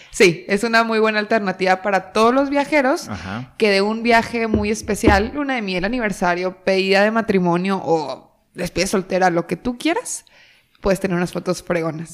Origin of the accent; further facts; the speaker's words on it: Torreón, Coahuila, Mexico; moved away as an adult; now in Monterrey, Mexico; yo soy de Torreón, Coahuila y aquí estamos en Monterrey y yo llego a Monterrey hace casi ocho años